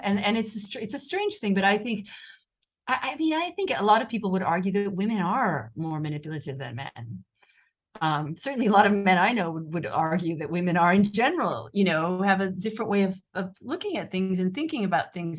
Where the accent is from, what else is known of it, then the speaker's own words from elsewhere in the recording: United States; accent: American; moved away as an adult; now in Rome, Italy; my American accent